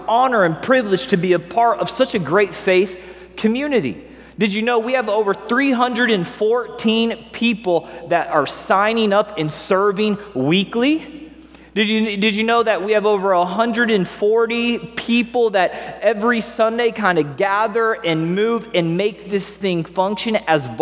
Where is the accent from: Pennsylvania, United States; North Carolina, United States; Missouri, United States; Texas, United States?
Missouri, United States; Springfield; moved away as an adult; also born or lived in Las Vegas, Nevada; now in Los Angeles, United States; So I grew up in Missouri, good old Midwestern boy. I remember we had cows that we would pass on the way to school. I had cows in my backyard, kind of a little country guy on the north end of Springfield, Missouri, located in southwest Missouri.